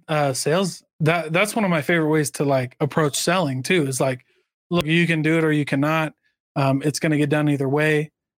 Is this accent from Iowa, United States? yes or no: yes; Iowa, United States; Like, I'm from Iowa.